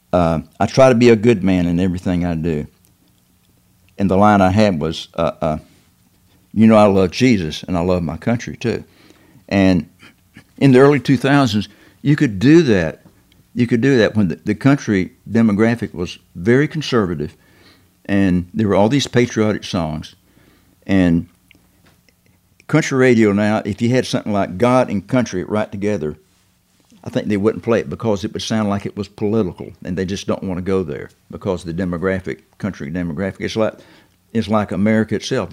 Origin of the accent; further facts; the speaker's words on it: the South, United States; being a Southerner